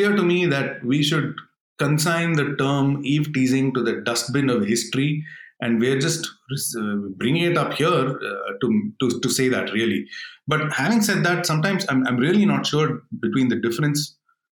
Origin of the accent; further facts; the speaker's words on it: Bangalore, Karnataka, India; I grew up in Bangalore